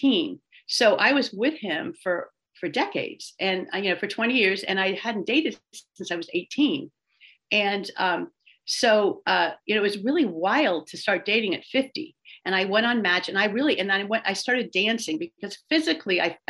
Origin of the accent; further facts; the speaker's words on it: San Francisco, California, United States; I grew up in San Francisco